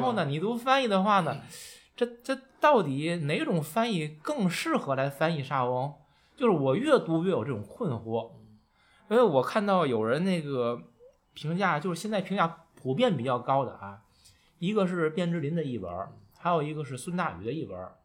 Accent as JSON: {"language": "Chinese", "country": "China", "said": "我们中国人的阅读习惯和表达习惯"}